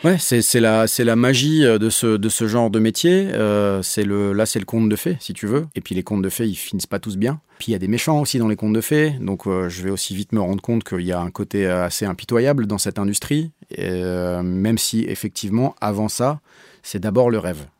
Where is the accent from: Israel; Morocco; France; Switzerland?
France; Paris, Île-de-France; je suis un Parisien ex-commercial